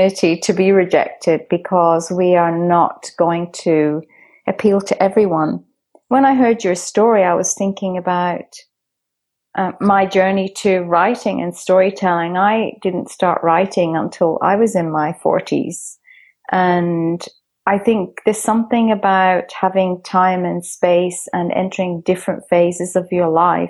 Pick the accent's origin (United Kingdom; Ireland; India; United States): Ireland; Dublin, Leinster; I grew up in Dublin, which I proudly say is the storytelling capital of the world.